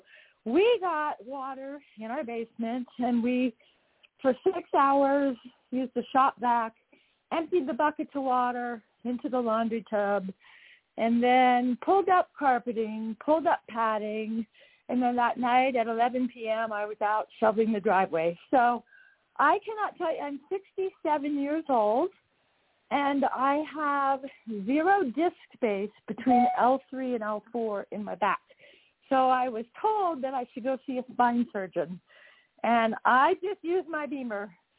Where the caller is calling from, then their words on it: just south of Salt Lake, Utah, United States; I am calling in from just south of Salt Lake in Utah.